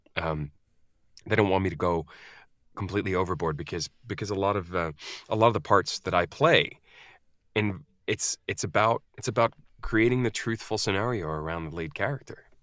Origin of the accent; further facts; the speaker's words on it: United States; also born or lived in Scandinavia; now in United Kingdom; I am an American in the U K